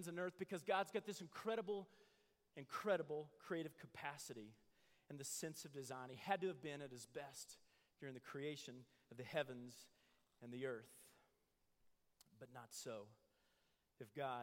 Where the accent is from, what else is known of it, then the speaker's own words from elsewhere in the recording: Midwest, United States; I grew up in the Midwest, and it's full of oak